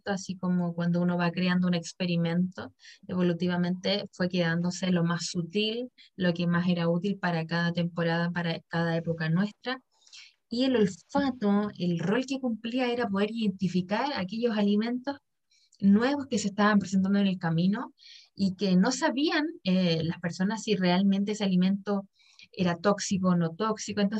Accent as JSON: {"language": "Spanish", "country": "Chile", "said": "No, pues, soy bien chileno."}